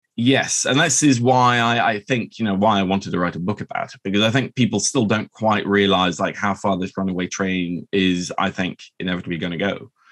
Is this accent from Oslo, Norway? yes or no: yes; Oslo, Norway; I'm half Norwegian. I grew up here in Oslo